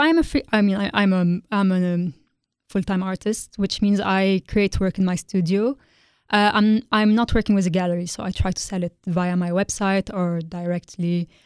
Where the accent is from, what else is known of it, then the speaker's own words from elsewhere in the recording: Beirut, Beirut Governorate, Lebanon; moved away as an adult; now in London, United Kingdom; I'm originally from Lebanon. Uh, I grew up in Beirut, and I studied there